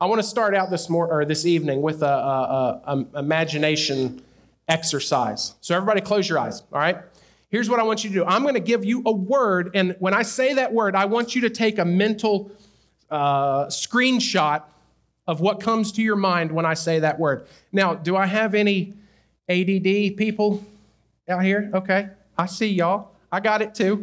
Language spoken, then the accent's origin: English; North Carolina, United States; I'm from North Carolina in a small town in the mountains, pretty rural area, when I go off the mountain and people hear me talk